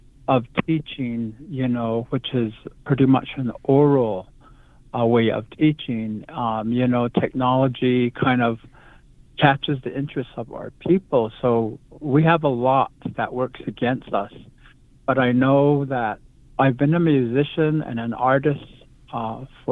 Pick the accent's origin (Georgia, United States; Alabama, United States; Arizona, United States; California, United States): Arizona, United States; Black Rock; now in Joseph City, United States; I am from the original place called Black Rock, Arizona